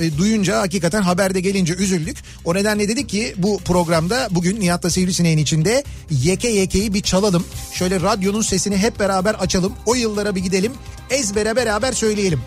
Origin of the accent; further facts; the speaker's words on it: Istanbul, Turkey; Yoktu bizim orada